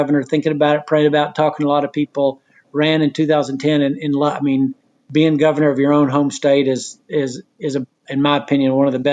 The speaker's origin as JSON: {"language": "English", "town": "Knoxville", "region": "Tennessee", "country": "United States", "said": "I'm from Knoxville, Tennessee."}